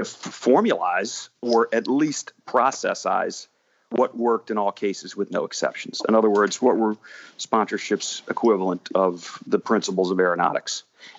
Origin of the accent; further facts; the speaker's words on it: Washington, District of Columbia, United States; It was in my hometown in Washington, D.C.